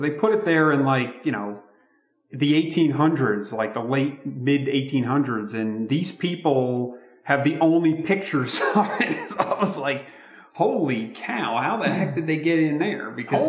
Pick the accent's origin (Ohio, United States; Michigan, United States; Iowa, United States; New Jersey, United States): New Jersey, United States; Belleville; we're from Belleville, New Jersey, and the main city there is Newark.